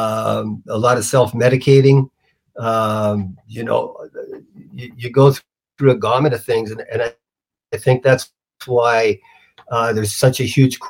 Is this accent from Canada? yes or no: yes; Canada; I'm Canadian